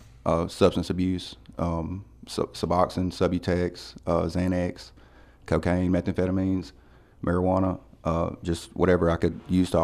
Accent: Walthall County, Mississippi, United States; now in Corinth, United States; I'm originally from Wathaw County, Mississippi, which is in South Mississippi. I've lived all over Mississippi, but I've been in Corinth for about 10 years.

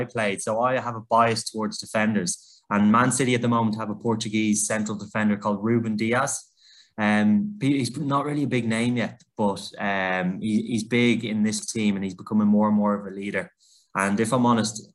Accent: Dublin, Leinster, Ireland; moved away as an adult; also born or lived in Manchester, United Kingdom; now in United Kingdom; I was born in Dublin, Ireland, in a crazy soccer family

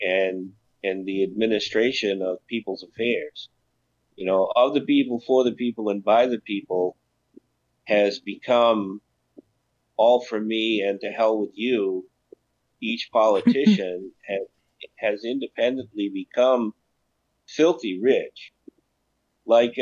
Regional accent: United States; growing up, as an American, we always had what was called the American dream.

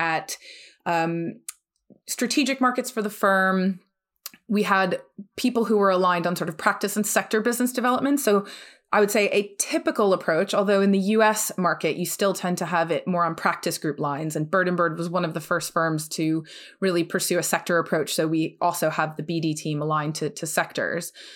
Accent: New Jersey, United States; moved away; also born or lived in New York; I'm originally from the U S, I am from New Jersey

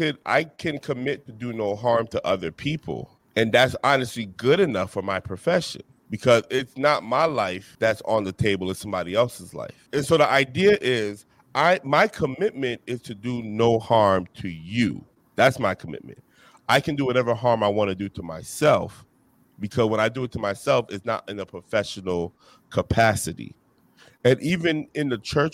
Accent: New Jersey, United States; I'm from Jersey, so we don't do iced tea.

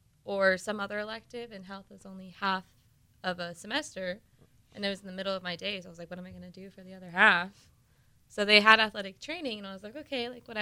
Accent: Escondido, California, United States; I am. I grew up in Escondido.

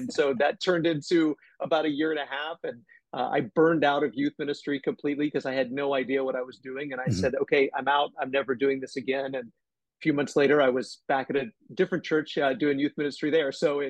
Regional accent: Kansas, United States; also born or lived in Arkansas; No, my family moved around a lot when I was a kid. Arkansas was one of the places. I grew up mostly in Northwest Kansas, though. That was where I graduated high school.

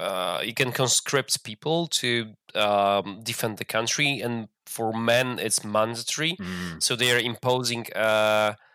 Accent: Poland; we had, like, a big Ukrainian community in Poland

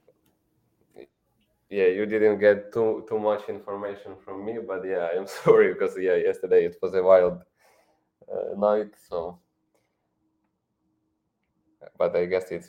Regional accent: Ukraine; English is a second language; I'm from Ukraine.

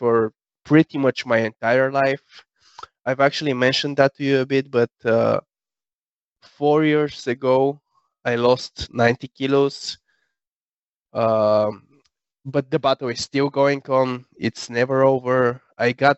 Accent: Sofia, Sofia City, Bulgaria; I was born and raised in Sofia, Bulgaria.

